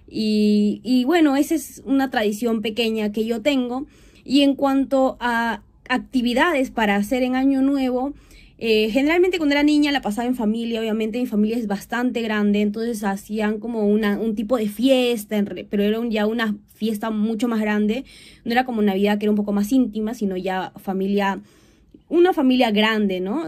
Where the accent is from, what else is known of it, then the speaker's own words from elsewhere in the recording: Huancayo, Junín, Peru; also born or lived in Lima / Chiclayo; viví la mayoría de mi infancia en esta provincia, viví 10 años, toda mi infancia realmente